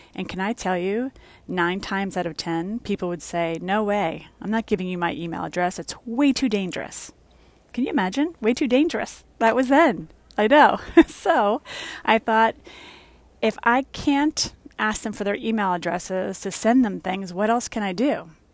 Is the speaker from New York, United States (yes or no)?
yes; New York City, New York, United States; moved away as an adult; also born or lived in Westchester, New York / Florida; I was born and raised in the Bronx and lived in Westchester for a long time.